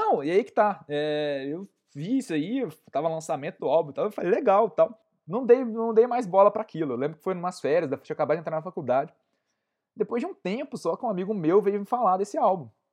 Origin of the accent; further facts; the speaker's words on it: Conselheiro Lafaiete, Minas Gerais, Brazil; de onde eu sou, da minha querida cidade de Conselheiro Lafayette